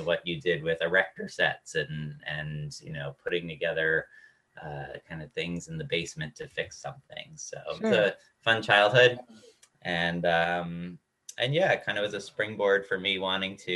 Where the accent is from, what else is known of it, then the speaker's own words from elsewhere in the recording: Dix Hills, New York, United States; moved away as an adult; also born or lived in Durham, North Carolina; I'm originally from New York, Long Island, a town called Dix Hills, which is about halfway out on Long Island. And went to a high school there